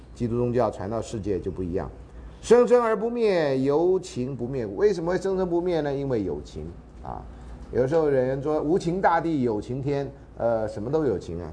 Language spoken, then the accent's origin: Chinese; Taiwan; 我们台湾话